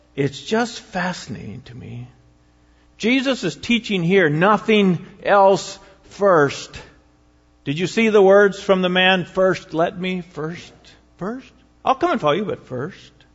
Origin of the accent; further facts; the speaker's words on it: United States; American Christians